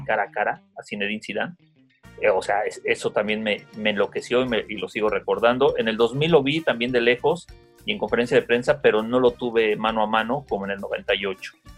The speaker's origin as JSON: {"language": "Spanish", "region": "Mexico City", "country": "Mexico", "said": "soy de la Ciudad de México"}